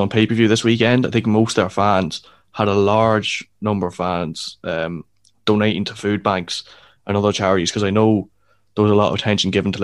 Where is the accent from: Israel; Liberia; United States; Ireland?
Ireland; we're from Ireland